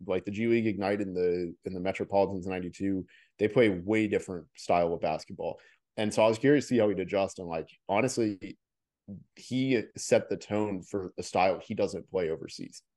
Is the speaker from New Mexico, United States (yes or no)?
no; Orlando, Florida, United States; moved away; I'm literally from Orlando